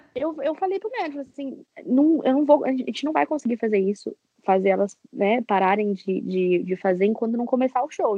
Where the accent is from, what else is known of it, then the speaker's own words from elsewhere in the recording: São Paulo, Brazil; eu sou de São Paulo